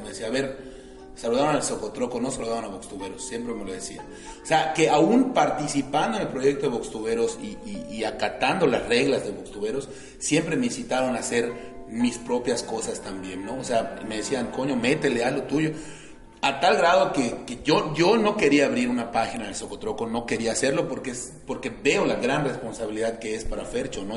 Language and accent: Spanish; Mérida, Yucatán, Mexico; soy un yucateco orgullosamente yucateco, orgullosamente meridano